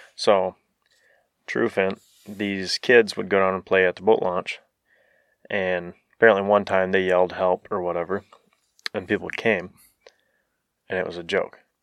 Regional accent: Trufant, Michigan, United States; There's a, there's a crazy story about the town I grew up

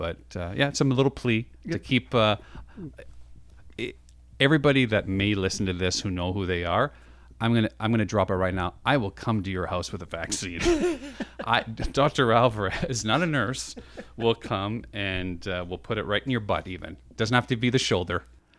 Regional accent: Canada; there's a little proud part of being a Canadian.

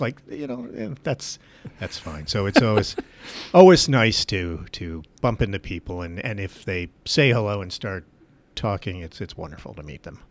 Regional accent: Gilboa, New York, United States; Gilboa is my hometown

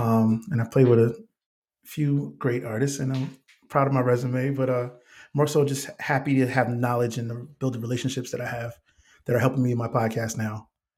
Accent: Bridgeport, Connecticut, United States; moved away as an adult; now in Atlanta, United States; I am from Bridgeport, Connecticut, born and raised.

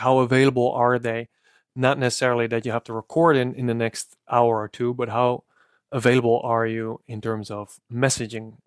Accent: Netherlands; accent: Dutch; I'm as Dutch as can be, so my accent caters to a different niche than yours

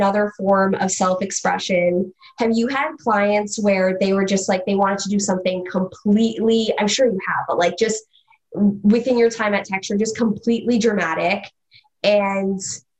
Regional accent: Mississauga, Ontario, Canada; now in Toronto, Canada; I grew up in Mississauga

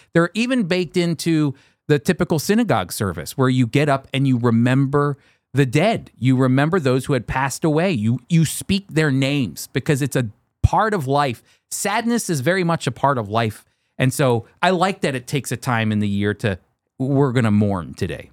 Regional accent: United States; I'm speaking as an American

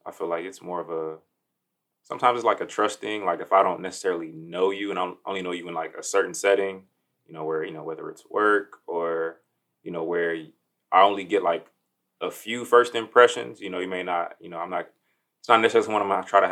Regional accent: Miami, Florida, United States; moved away as an adult; now in Dayton, United States; I'm originally from Miami, Florida. Been in Dayton, the Dayton area, for about, say, 5-6 years

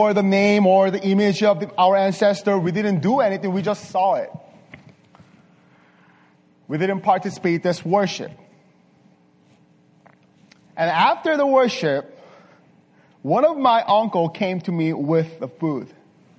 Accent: South Korea; moved away; also born or lived in Las Vegas; I was born and raised in Korea. Surprise, right? But this part of Korea, not this part, south part of Korea

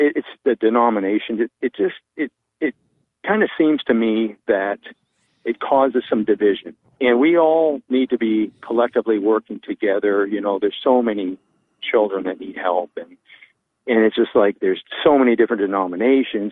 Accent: Vancouver, British Columbia, Canada; now in Callahan, United States; I'm from Vancouver, British Columbia.

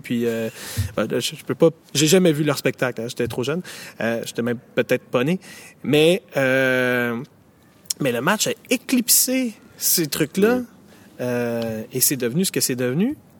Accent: Montreal, Quebec, Canada; chez nous, au Québec, euh, à Montréal

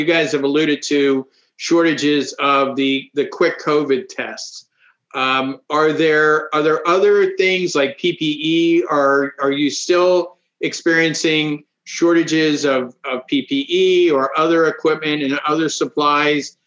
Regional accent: outside of Philadelphia, Pennsylvania, United States; moved away; I grew up outside of Philadelphia

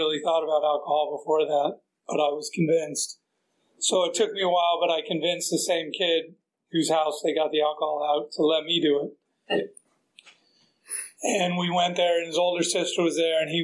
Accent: San Diego, California, United States; also born or lived in Maryland; I grew up in San Diego. I actually grew up in Maryland before that, till I was in third grade, but then I moved to San Diego

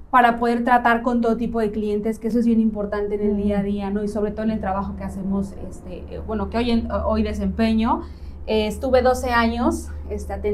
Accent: León, Guanajuato, Mexico; now in Playa del Carmen, Mexico; Mira, yo llevo siete años en Playa

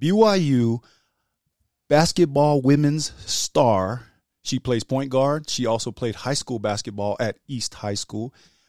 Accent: New Zealand; I'm from New Zealand.

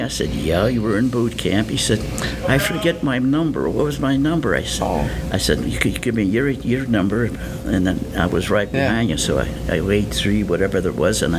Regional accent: Buffalo, New York, United States; I was born in Buffalo, New York, 94 years ago. It's hard to think. So, and I was educated on Buffalo's west side at Annunciation Church, grammar school and high school.

